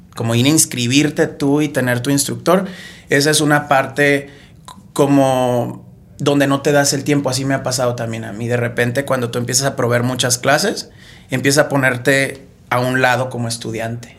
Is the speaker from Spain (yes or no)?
no; Tampico, Tamaulipas, Mexico; yo soy de Tampico.